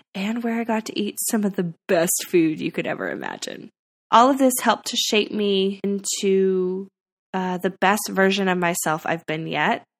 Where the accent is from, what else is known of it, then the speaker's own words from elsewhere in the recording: California, United States; moved away as an adult; also born or lived in Nashville; I moved back to my hometown in California